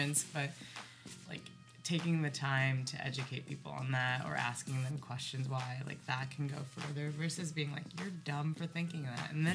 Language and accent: English; Eastern Washington, United States; I grew up in Eastern Washington.